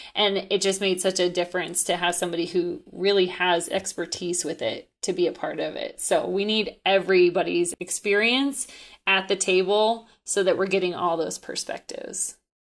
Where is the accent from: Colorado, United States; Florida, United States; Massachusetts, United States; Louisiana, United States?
Colorado, United States; I'm from Colorado